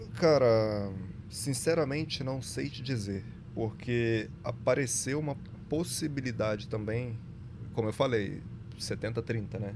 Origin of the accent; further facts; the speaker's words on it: Brazil; Falo daqui porque sou brasileiro